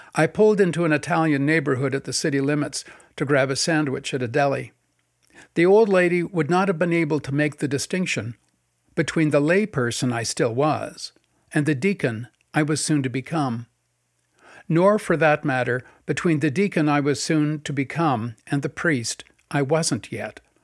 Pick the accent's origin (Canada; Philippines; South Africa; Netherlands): Canada; North Vancouver, British Columbia; my early days growing up in North Vancouver